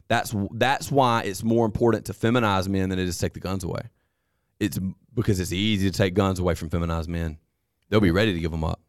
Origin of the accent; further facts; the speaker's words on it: United States; as an American